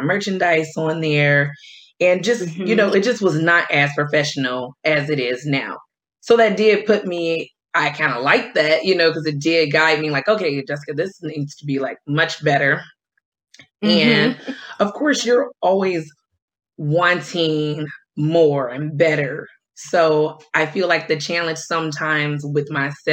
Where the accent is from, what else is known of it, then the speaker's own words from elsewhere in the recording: Detroit, Michigan, United States; moved away as an adult; also born or lived in upstate New York; now in Washington, D.C., United States; I'm originally from Detroit. So I moved to DC in 2012